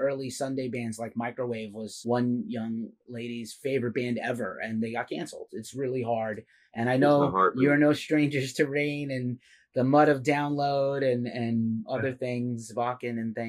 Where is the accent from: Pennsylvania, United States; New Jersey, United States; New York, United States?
New York, United States; also born or lived in Chicago; now in San Francisco, United States; I'm originally from New York. I'm back on the West Coast. I was in Chicago. I'm everywhere.